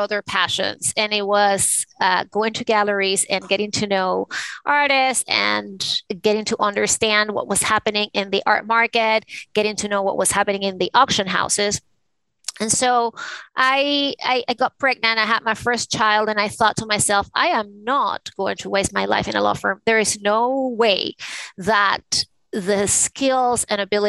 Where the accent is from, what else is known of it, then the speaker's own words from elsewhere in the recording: Caracas, Capital District, Venezuela; now in New York City, United States; I was born in Caracas, the capital of Venezuela, and I grew up in a family of conservative, you know, Catholic people.